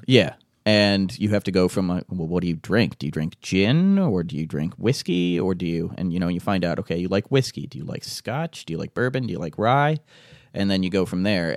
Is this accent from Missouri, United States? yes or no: no; Fairport, New York, United States; I grew up out in Fairport.